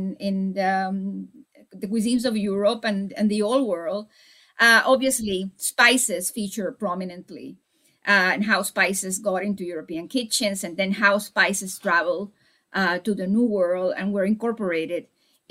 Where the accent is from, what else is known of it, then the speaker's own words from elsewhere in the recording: Santiago de Cuba, Cuba; came from actually my hometown. They were Spaniards who had settled in Santiago de Cuba